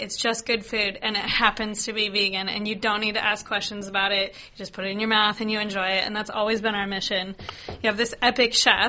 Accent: Seattle, Washington, United States; moved away as an adult; now in Australia; Yeah, I'm from Seattle

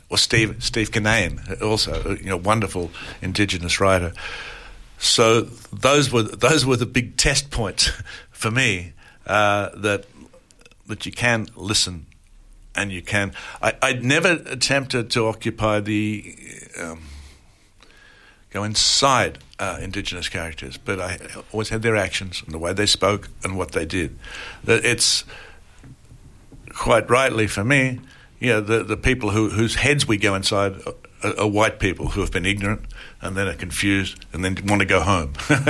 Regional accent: Bacchus Marsh, Victoria, Australia; moved away; I visit my hometown every time I come to Australia and I see my sister and my brother and then I leave.

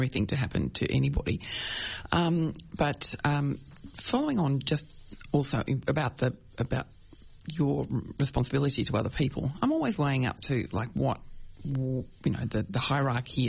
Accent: Brighton, Victoria, Australia; I grew up in Brighton

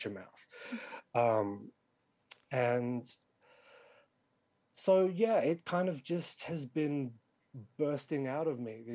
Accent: Sydney, New South Wales, Australia; born and raised in Western Sydney like me

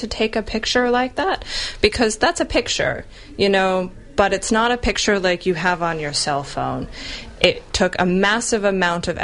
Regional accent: New York, United States; I'm from New York

